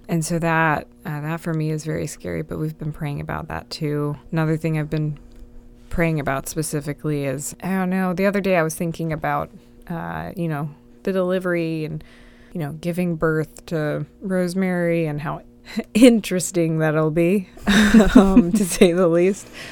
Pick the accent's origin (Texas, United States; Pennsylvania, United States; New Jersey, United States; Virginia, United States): Virginia, United States; Dinwiddie; growing up in Dinwiddie where H O As don't exist